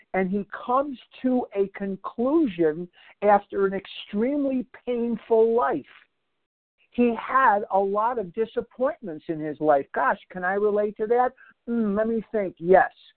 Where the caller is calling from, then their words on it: Scottsdale, Arizona, United States; I'm from Scottsdale, but I'm actually calling from Albuquerque, New Mexico this morning.